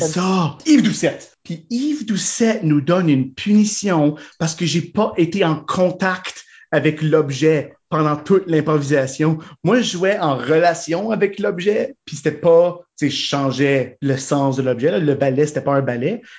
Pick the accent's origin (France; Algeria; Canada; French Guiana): Canada; Winnipeg, Manitoba; moved away as an adult; also born or lived in Ottawa; now in Moncton, Canada; Ben, j'ai un deuxième chez nous